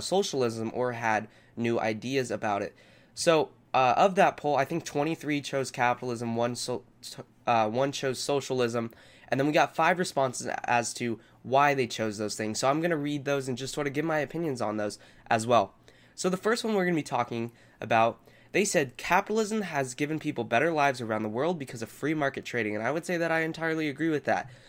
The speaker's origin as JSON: {"language": "English", "region": "Southern California", "country": "United States", "tie": "born or raised there", "said": "I grew up in Southern California and I continue to live here."}